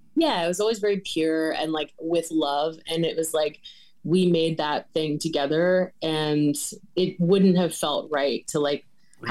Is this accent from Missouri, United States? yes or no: no; Winchester, Virginia, United States; moved away as an adult; also born or lived in Shenandoah Valley; now in Bradley Beach, United States; I just moved here um in October from Winchester, Virginia, which is like my hometown kind of thing